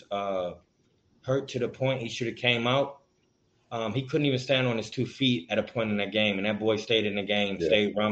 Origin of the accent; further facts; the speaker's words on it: Maryland, United States; now in Georgia, United States; I'm from Maryland